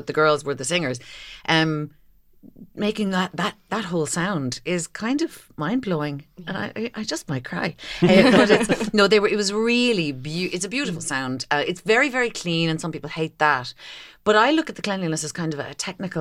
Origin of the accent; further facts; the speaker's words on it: Kinsale, Munster, Ireland; I grew up just outside Kinsale.